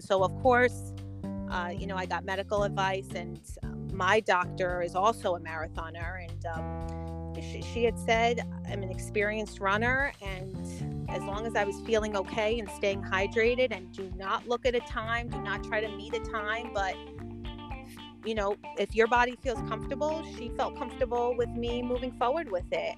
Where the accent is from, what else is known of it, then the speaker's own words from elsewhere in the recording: New York City, New York, United States; I'm born and raised in Queens, New York.